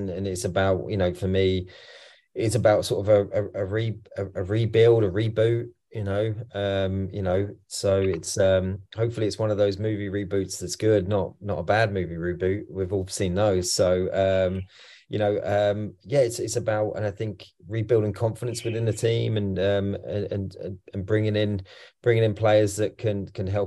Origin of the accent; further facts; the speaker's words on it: England, United Kingdom; accent: English; now in Troy, United States; obviously I'm English